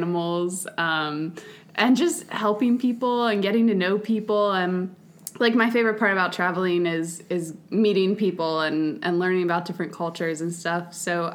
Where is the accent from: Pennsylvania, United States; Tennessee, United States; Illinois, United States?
Pennsylvania, United States; Palmyra; I grew up in Palmyra